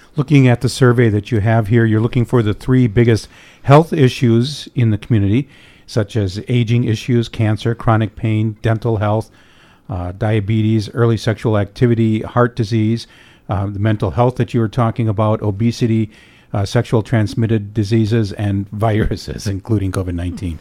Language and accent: English; Escanaba, Michigan, United States; Michigan's Upper Peninsula is my home and Escanaba is my hometown